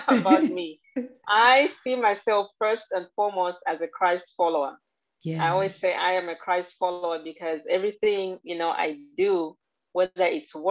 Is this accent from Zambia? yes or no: yes; Zambia; now in United States; I'm actually originally from Zambia, Central Africa